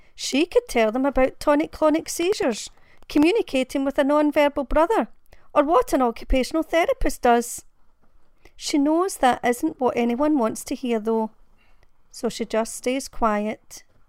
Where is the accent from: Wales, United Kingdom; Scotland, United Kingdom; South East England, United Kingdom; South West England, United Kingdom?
Scotland, United Kingdom; Glasgow; I'm from Glasgow in Scotland